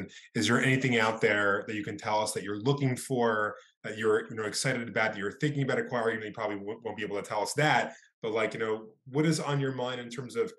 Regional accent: New York City, New York, United States; I grew up in Brooklyn

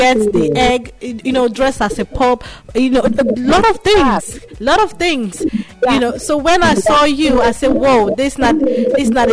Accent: Nigeria; accent: Nigerian; my Nigerian accent

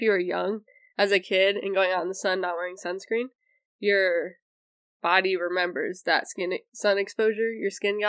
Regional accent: Ohio, United States; We're from Ohio

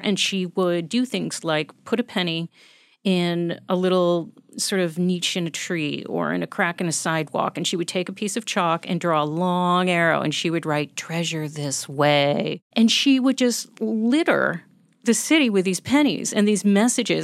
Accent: United States; as an American

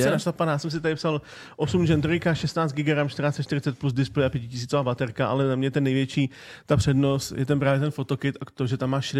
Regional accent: Czechia; Jsme Češi

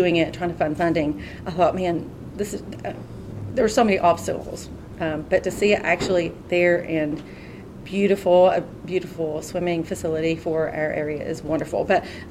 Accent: Pikeville, Kentucky, United States; also born or lived in Lexington, Kentucky; I was born and raised in Pikeville, but I went to Lexington for a couple years to study at University of Kentucky

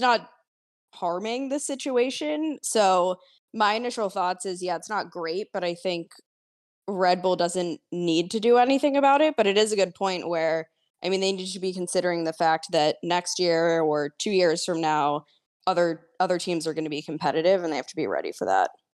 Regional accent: United States; as an American fan

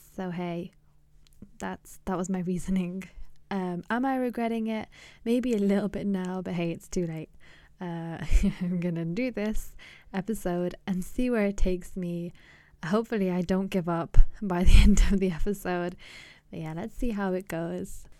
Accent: England, United Kingdom; also born or lived in Pakistan; I'm from Pakistan originally, and I grew up in England, Britain

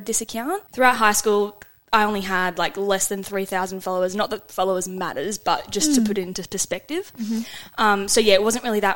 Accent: Sunshine Coast, Queensland, Australia; I'm from the Sunshine Coast

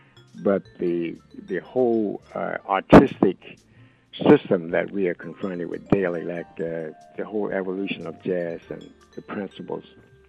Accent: Philadelphia, Pennsylvania, United States; also born or lived in Ninety Six, South Carolina; And I'm originally from a little village called 96 South Carolina. And I was exposed to the big Baptist churches and singing and, you know, at a very early age. And around 10, my parents arrived in Philadelphia.

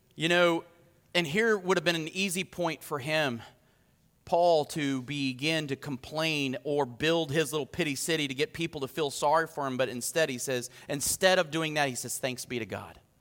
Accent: United States; I'm proud to be an American

